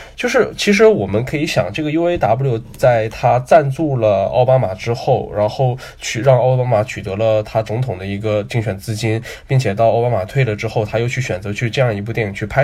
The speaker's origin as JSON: {"language": "Chinese", "region": "Northeast China", "country": "China", "said": "我后来在东北这个魔幻的土地上"}